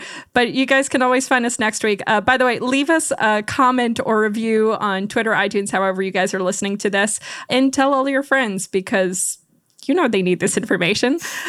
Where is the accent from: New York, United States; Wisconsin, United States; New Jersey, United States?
New Jersey, United States; New Jersey.